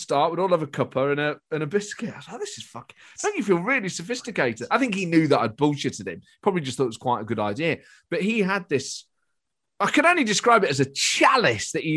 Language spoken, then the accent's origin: English; Nottingham, East Midlands, United Kingdom; I was born in Nottingham during this period